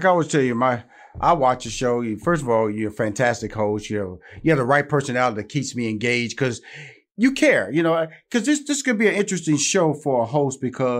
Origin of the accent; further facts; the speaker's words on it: Houston, Texas, United States; I'm from Houston, Texas, and I know a Southern drawl when I hear